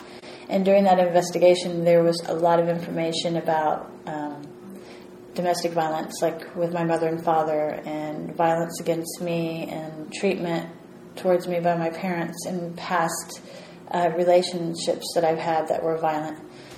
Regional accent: Missouri, United States; moved away as an adult; now in California, United States; I'm from Missouri. I'm not a California resident.

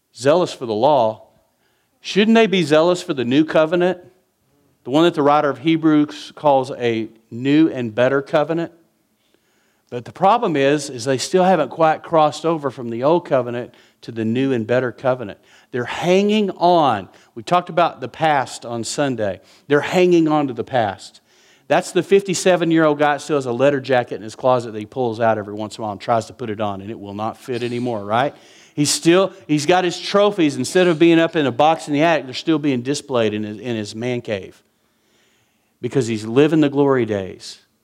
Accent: West Texas, United States; I'm from West Texas

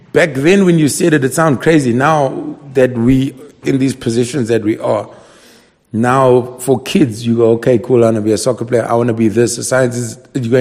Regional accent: Durban, KwaZulu-Natal, South Africa; moved away as an adult; now in Johannesburg, South Africa; I've been living here for 10 years now, but I still say, I mean, I'm a Durban comedian.

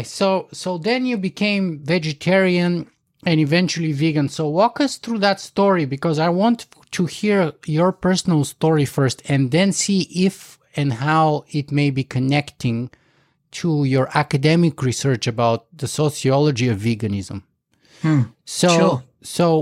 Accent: Bulgaria; I was growing up in Bulgaria

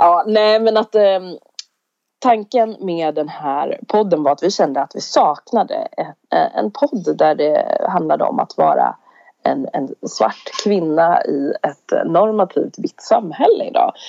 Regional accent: Sweden; vi är svenskar

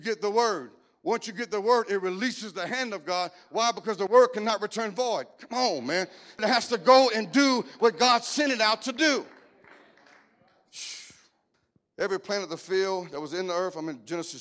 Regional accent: Cajun, Louisiana, United States; I'm Cajun

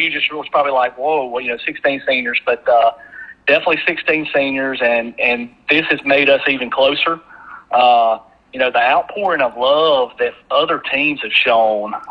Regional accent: Taylorsville, Mississippi, United States; You know, I'm from Taylorsville

